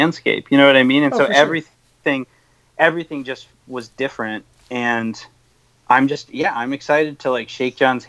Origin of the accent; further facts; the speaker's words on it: South Bend, Indiana, United States; moved away; also born or lived in northern Michigan; I grew up in South Bend and Indiana